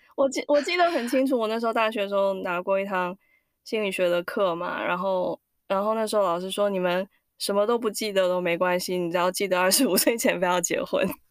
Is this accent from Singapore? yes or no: yes; Singapore; now in United States; 我是在新加坡长大的，可是我爸爸妈妈是，呃，在中，中，中国去的新加坡